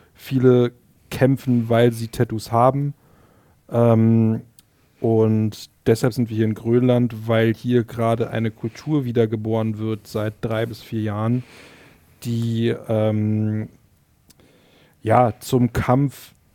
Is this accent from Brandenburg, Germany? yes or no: no; Berlin, Germany; bei uns in Berlin